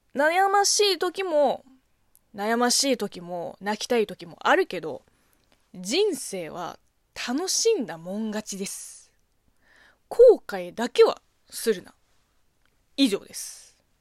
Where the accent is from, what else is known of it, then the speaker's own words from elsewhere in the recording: China; moved away; 中国生まれ、中国育ちの私